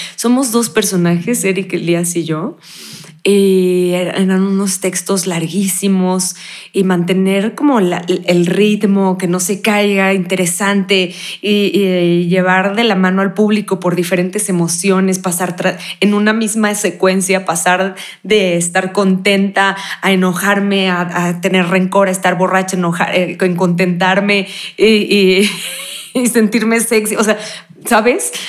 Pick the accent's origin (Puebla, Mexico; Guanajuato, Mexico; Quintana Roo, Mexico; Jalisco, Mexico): Quintana Roo, Mexico; Cancún; yo naciendo en Cancún, la mayoría de mis amigos hablaban como chucatecos